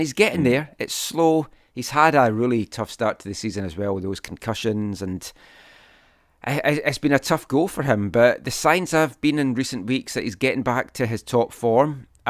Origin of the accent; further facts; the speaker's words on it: Scotland, United Kingdom; I'm Scottish.